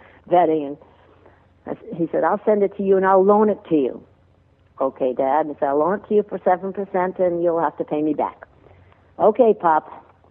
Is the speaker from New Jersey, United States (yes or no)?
no; Rhode Island, United States; I grew up in Rhode Island.